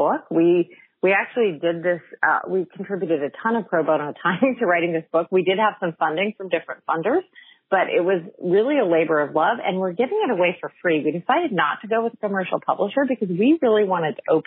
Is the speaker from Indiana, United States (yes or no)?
no; Fresno, California, United States; moved away; I grew up in Fresno